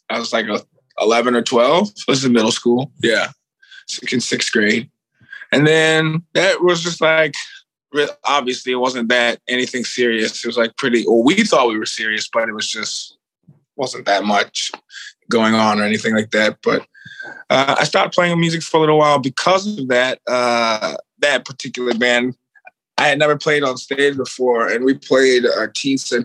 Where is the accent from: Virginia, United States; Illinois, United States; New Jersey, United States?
Virginia, United States; Richmond; moved away as an adult; now in Los Angeles, United States; I'm from Richmond, Virginia. I moved out here 8 years ago.